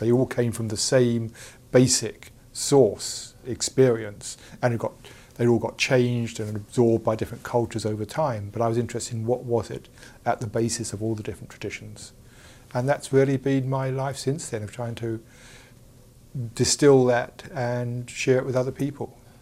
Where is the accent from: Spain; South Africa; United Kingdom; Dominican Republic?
United Kingdom; England; I'm from England, as you can tell